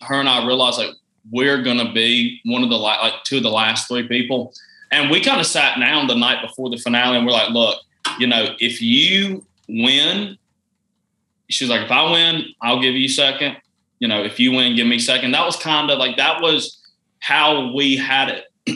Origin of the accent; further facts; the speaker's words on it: Georgia, United States; I was from Georgia